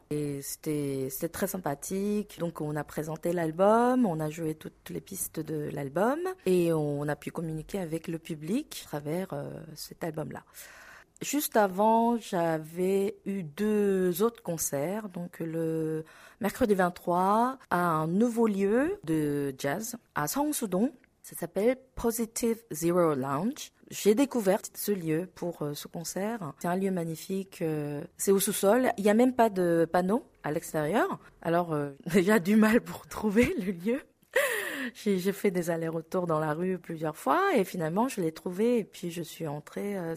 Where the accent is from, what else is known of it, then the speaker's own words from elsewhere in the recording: South Korea; French is a second language; moved away as an adult; now in Paris, France; je suis loin de mon pays natal et loin de mes proches, ça me renforce euh, mon identité euh, d'être coréenne.